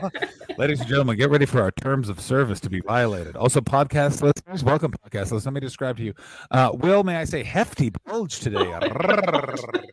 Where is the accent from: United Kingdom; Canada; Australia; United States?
Canada; Ottawa, Ontario; my hometown of Ottawa, Ontario, Canada